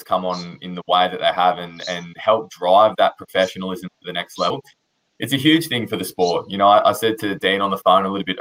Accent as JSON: {"language": "English", "town": "Newcastle", "region": "New South Wales", "country": "Australia", "moved": "yes", "lives_now": "Sydney, Australia", "said": "I'm from Newcastle, as you are too, Michael, but living in Sydney now"}